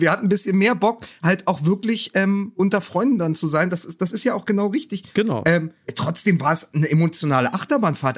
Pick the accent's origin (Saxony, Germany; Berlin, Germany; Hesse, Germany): Berlin, Germany; Als Berliner